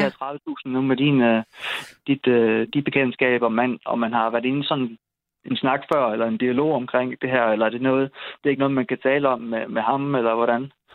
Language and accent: Danish; Odense, Southern Denmark, Denmark; moved away as an adult; also born or lived in Aarhus / Esbjerg; now in Kolding, Denmark; jeg var fra Odense